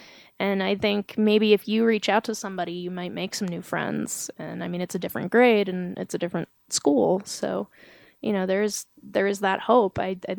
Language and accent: English; Georgia, United States; accent: southern; I told them that I was from Georgia. While I was saying this, they were able to detect a southern accent.